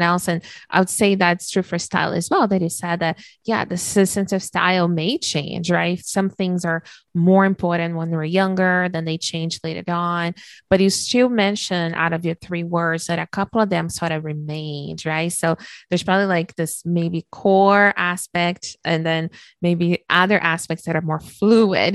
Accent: Brazil; moved away; I was born and raised in Brazil

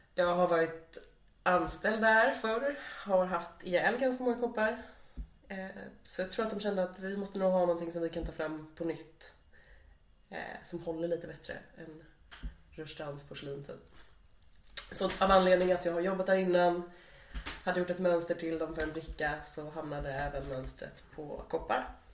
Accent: Stockholm, Stockholm County, Sweden; moved away as an adult; also born or lived in Lund; now in Malmö, Sweden; Jag har fötts där, jag har vuxit upp där, jag har eh, spenderat min absolut största del av livet där.

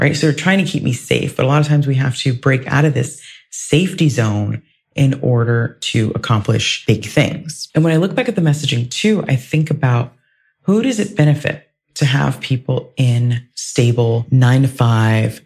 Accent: Ohio, United States; moved away; I grew up in Ohio

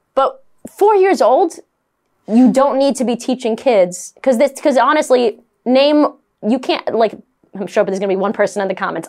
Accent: New York City, New York, United States; I'm a Brooklyn girl. I'm from New York, I'm Italian

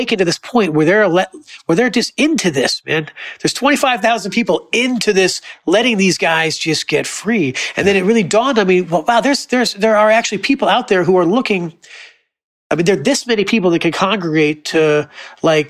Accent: Florida, United States; I grew up in Florida

